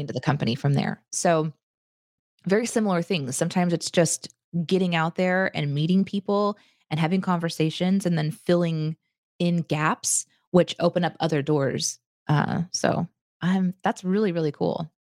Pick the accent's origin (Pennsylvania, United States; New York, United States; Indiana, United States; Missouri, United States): Missouri, United States; Springfield; Springfield, which is where I grew up